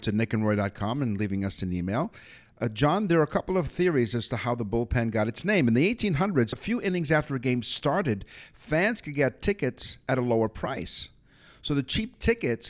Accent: Toronto, Ontario, Canada; I'm from Toronto, so I'm a Torontonian.

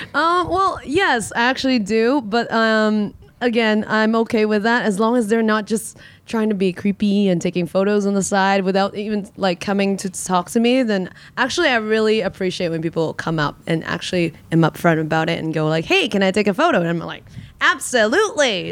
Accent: Vancouver, British Columbia, Canada; now in Hong Kong; I was raised also in Vancouver

